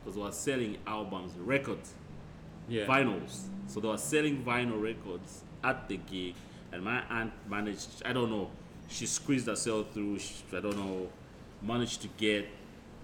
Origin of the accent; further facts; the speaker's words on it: Zambia; now in Perth, Australia; growing up in Zambia